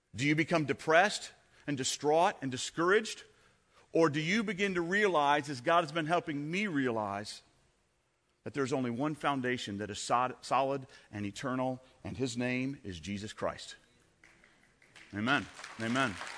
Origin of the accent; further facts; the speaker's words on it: United States; I was born in the United States of America.